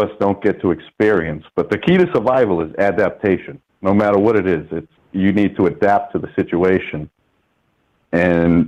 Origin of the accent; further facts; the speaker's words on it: United States; me as an American